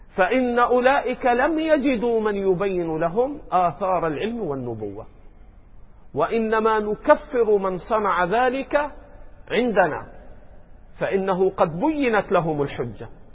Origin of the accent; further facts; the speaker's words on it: Egypt; عندنا في مصر